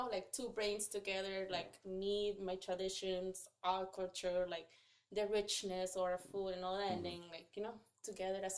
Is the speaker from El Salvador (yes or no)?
yes; Sonsonate, El Salvador; moved away as an adult; I'm born and raised in Sonsonate, uh, ciudad de El Salvador. Um, crecí y todo uh, until I was 22 years old.